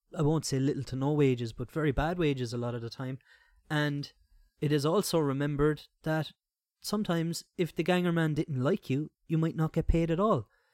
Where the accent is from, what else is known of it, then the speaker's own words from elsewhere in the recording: Ennis, Munster, Ireland; moved away; all my years growing up in Ennis